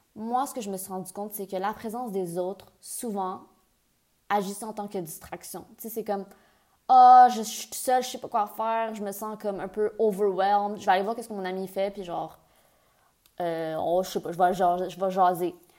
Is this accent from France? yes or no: no; near Ottawa, Ontario, Canada; moved away as an adult; also born or lived in Montreal, Quebec / England; j'ai déménagé en Angleterre, je viens du Canada, je viens de Montréal. J'ai fait. Puis j'ai grandi près d'Ottawa